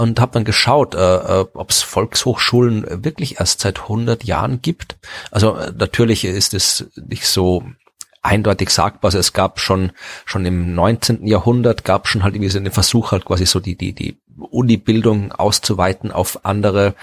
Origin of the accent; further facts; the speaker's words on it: Austria; now in Jena, Germany; ich wohnte in in der Nähe von Wien